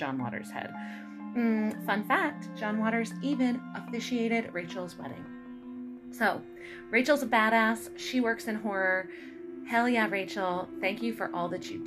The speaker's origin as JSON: {"language": "English", "town": "Baltimore", "region": "Maryland", "country": "United States", "said": "I'm from Baltimore"}